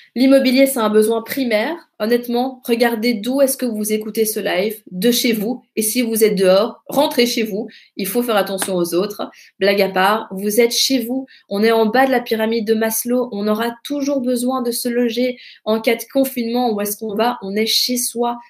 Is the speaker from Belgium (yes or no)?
yes; Belgium; chez nous en Belgique